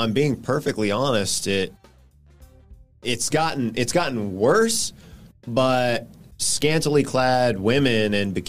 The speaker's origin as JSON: {"language": "English", "region": "California", "country": "United States", "tie": "born or raised there", "said": "I grew up in California. The ocean is, you know, just a little ways away from where I grew up."}